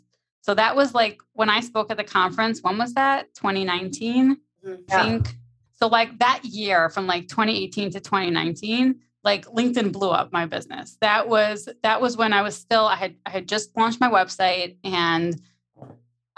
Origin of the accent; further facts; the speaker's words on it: New York, United States; I'm like from New York, like we're very fast paced